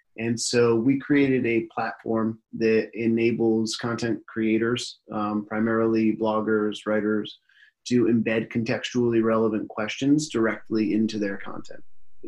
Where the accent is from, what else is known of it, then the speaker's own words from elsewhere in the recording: Seattle, Washington, United States; also born or lived in San Francisco / Connecticut / Ohio; now in Brooklyn, United States; I was born in San Francisco, actually in the city in San Francisco, and then grew up in Seattle as a child, made my way out to Connecticut, lived in Connecticut for a while, went to school in Ohio, and then found myself in Brooklyn, New York.